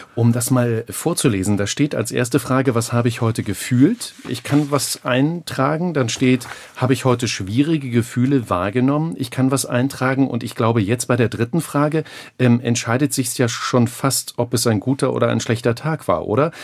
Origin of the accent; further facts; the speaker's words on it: Germany; wir Deutsche